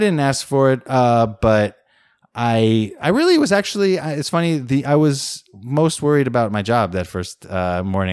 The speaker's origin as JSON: {"language": "English", "country": "United States", "also_born_or_lived": "Beijing, China", "lives_now": "Oakland, United States", "said": "as an American who understands decent amount of Chinese"}